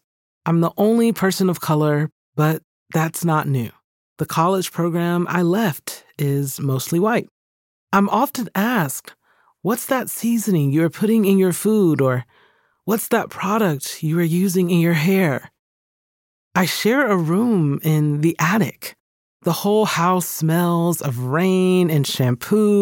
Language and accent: English; Georgia, United States; moved away as an adult; also born or lived in Birmingham, England; my home state of Georgia